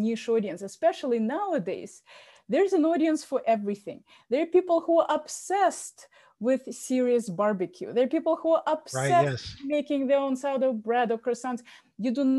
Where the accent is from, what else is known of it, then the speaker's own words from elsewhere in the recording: Moscow, Russia; now in Boston, United States; I was born in Moscow